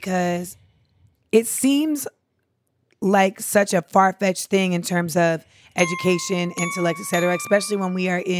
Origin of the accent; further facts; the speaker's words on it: California, United States; Yes, so I am from the Bay.